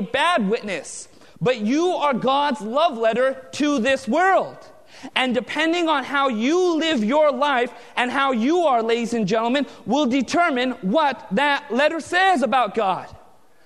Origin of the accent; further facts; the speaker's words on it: Southern California, United States; I was born and raised in Southern California